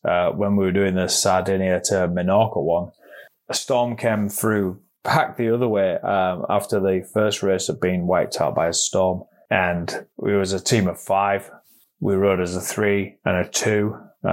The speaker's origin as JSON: {"language": "English", "town": "York", "region": "Yorkshire and the Humber", "country": "United Kingdom", "said": "I'm from York in North Yorkshire"}